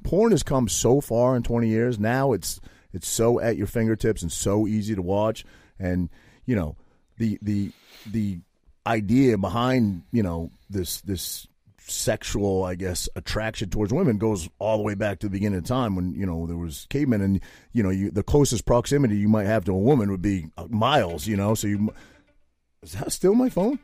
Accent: Maine, United States; I grew up in Maine

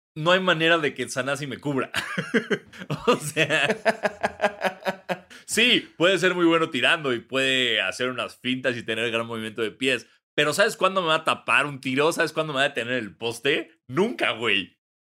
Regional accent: Mexico; como mexicano blanco

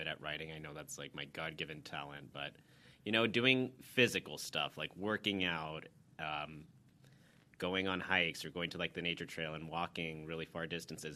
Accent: Dallas, Texas, United States; I'm from Dallas originally

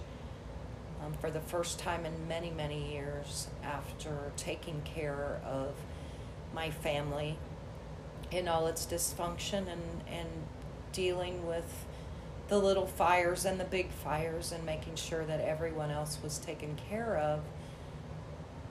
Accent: Midwest, United States; also born or lived in St. Thomas, US Virgin Islands; as a Midwesterner

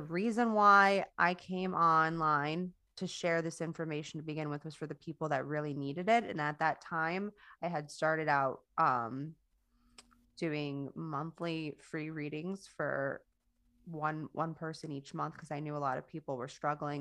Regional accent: Coral Springs, Florida, United States; my hometown in Stoneman in Stoneman Douglas in Coral Springs, Florida

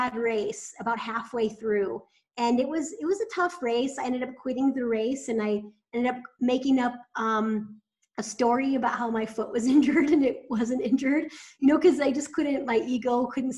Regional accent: Iowa, United States; I grew up in Iowa played a lot of sports.

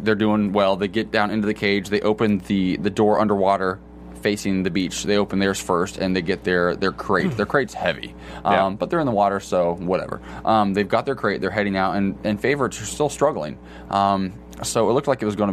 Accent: United States; moved away; I actually grew up 30 minutes from Muncie, about 40 minutes from Muncie

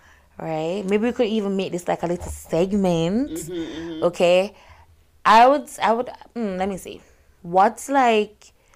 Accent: Jamaica; Y'all know I'm Jamaican

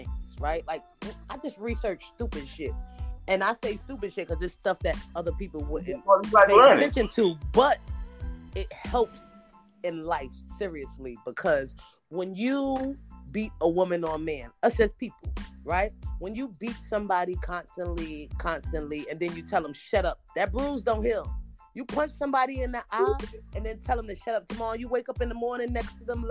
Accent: New York City, New York, United States; I speak adamant because, like, I'm from Brooklyn, from Bushwick

